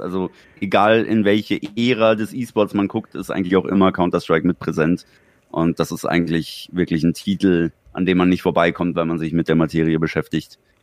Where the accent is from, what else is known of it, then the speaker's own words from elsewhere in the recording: Germany; bis es bei uns in Deutschland war